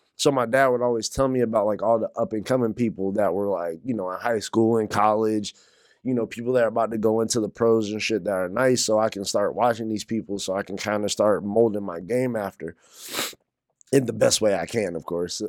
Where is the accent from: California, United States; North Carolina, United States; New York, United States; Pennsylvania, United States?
North Carolina, United States; I'm from North Carolina.